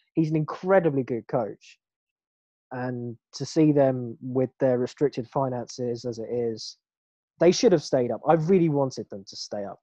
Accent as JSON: {"language": "English", "region": "England", "country": "United Kingdom", "said": "we are English"}